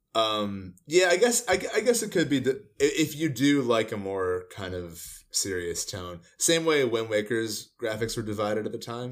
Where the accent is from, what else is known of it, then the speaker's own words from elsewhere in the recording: New Jersey, United States; moved away; we're from Jersey